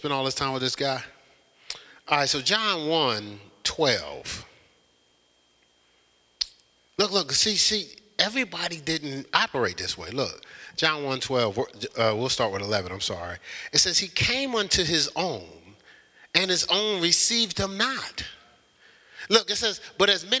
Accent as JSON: {"language": "English", "town": "Newark", "region": "New Jersey", "country": "United States", "also_born_or_lived": "Columbus, Ohio", "moved": "as an adult", "said": "I was from Newark"}